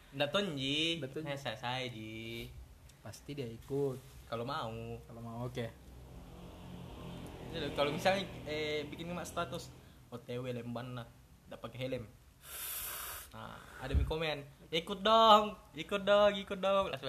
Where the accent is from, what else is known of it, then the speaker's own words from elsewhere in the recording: Sinjai, South Sulawesi, Indonesia; also born or lived in Selayar; ndak ciga saya orang Sinjai tapi lama kak di selayar